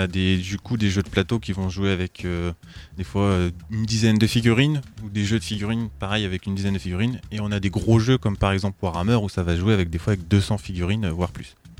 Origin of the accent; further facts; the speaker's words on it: Troyes, Grand Est, France; je suis né à Troyes